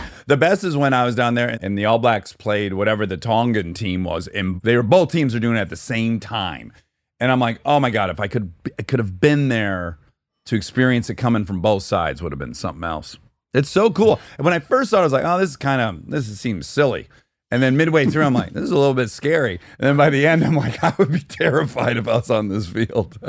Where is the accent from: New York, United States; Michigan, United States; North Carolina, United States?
Michigan, United States; Detroit; I'm from Detroit